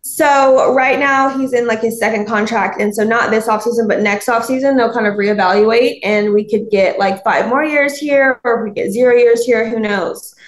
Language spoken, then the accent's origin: English; Alabama, United States; I'm from Alabama